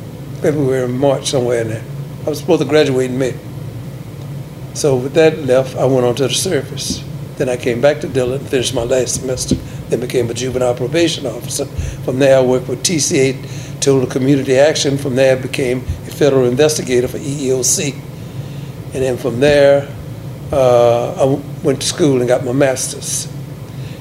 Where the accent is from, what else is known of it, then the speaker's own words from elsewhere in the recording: Mobile, Alabama, United States; moved away as an adult; also born or lived in New Orleans, Louisiana; I grew up in Mobile, and I had the opportunity to go to FAMU